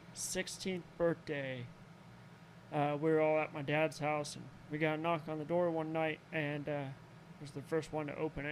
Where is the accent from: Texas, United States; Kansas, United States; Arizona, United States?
Arizona, United States; also born or lived in Greenwood, Indiana; I'm originally from Arizona.